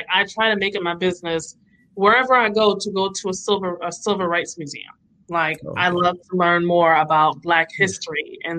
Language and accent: English; Connecticut, United States; now in the South, United States; I live closer to the South. Like I'm in the South. I'm originally from Connecticut